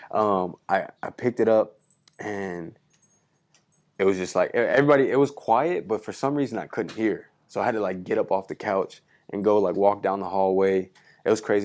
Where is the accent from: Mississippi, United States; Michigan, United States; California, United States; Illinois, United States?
California, United States; moved away as an adult; now in Minneapolis, United States; I'm from California